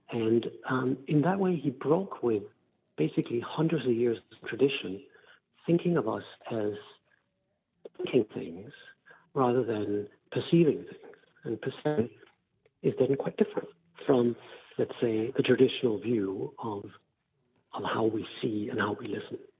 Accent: Denmark; I'm from Denmark in Northern Europe

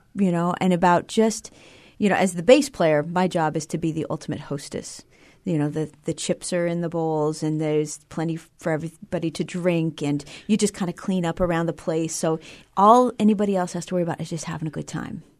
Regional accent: Billings, Montana, United States; I grew up in Billings, Montana

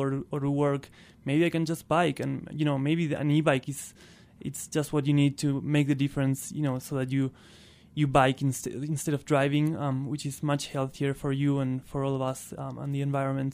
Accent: northern Patagonia, Argentina; first language Spanish; English is a second language; moved away as an adult; also born or lived in Buenos Aires; I'm originally from Argentina. I was born and raised there in northern Patagonia

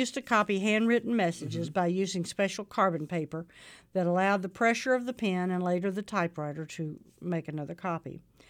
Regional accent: Arkansas, United States; And especially growing up in Arkansas, it probably wasn't that long ago in rural areas.

